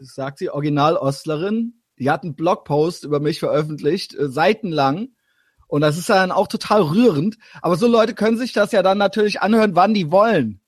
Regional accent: Koblenz, Rhineland-Palatinate, Germany; moved away; also born or lived in Berlin / Cologne; ich komme halt ursprünglich aus Koblenz

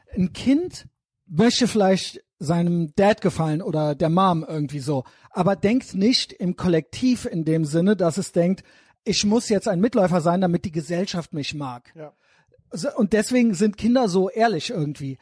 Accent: Germany; selber bin auch Deutscher

